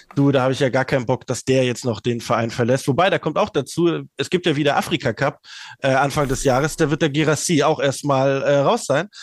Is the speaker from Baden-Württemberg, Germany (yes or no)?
yes; Black Forest, Baden-Württemberg, Germany; dem beschaulichen Haus hier im Schwarzwald, wo ich herkomme